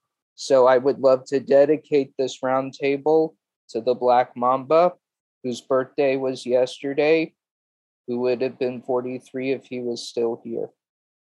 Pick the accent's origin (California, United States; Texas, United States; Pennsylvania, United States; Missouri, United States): California, United States; Los Angeles; born or raised there; moved away as an adult; also born or lived in Queens, New York City; now in New York City, United States